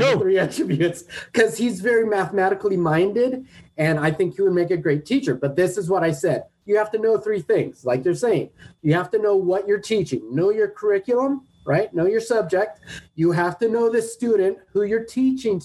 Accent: Redondo Beach, California, United States; In South Bay, LA, where I grew up in Redondo

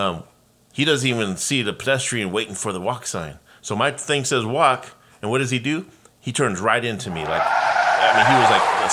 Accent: Los Angeles, California, United States; now in Oregon, United States; I'm from Los Angeles

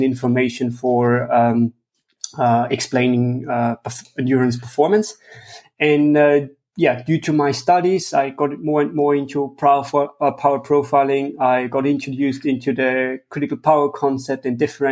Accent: Tyrol, Austria; I'm from Austria, the western part of Austria in Tyrol

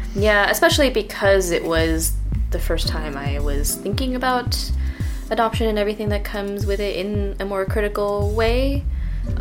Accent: Midwest, United States; I grew up in the Midwest and I grew up in a place that was surely less diverse and much smaller than Lincoln

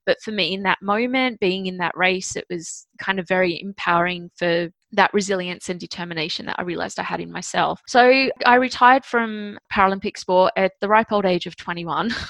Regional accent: Sydney, New South Wales, Australia; I was born in Sydney, Australia

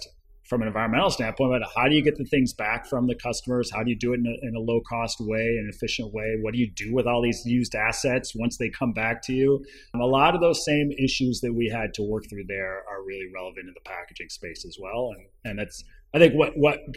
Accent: Ann Arbor, Michigan, United States; moved away as an adult; also born or lived in Washington, D.C.; I grew up in Ann Arbor, Michigan

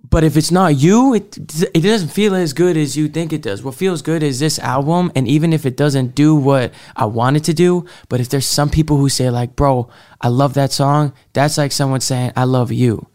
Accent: Marblehead, Massachusetts, United States; also born or lived in Salem, Massachusetts; I'm originally from Salem, Massachusetts, um, but I spent, like, the m, majority of, like, my forming years in this, like, small town Marblehead.

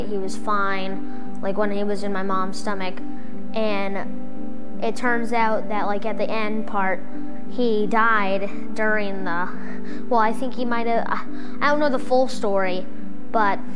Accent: Sandwich, Massachusetts, United States; I'm 11 years old. And I'm from Cape Cod, Sandwich, Massachusetts

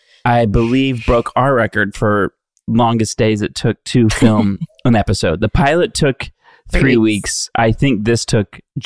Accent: Dallas, Texas, United States; moved away; into Dallas where the Super Bowl was, my hometown.

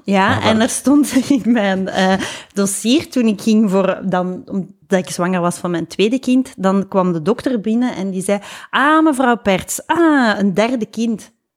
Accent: Lubbeek, Flanders, Belgium; bij ons in Lubeek

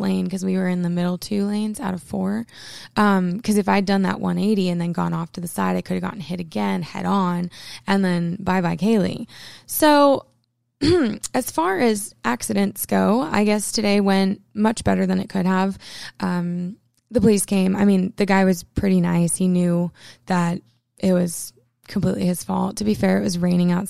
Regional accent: Maine, United States; I'm from Maine.

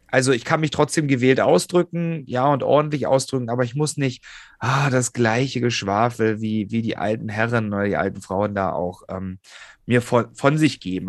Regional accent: Hoyerswerda, Saxony, Germany; born or raised there; now in Berlin, Germany

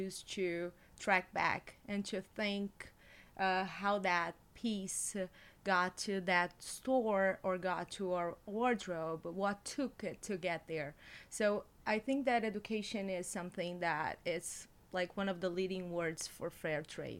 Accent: Brazil; moved away as an adult; now in New York, United States; I'm from Brazil

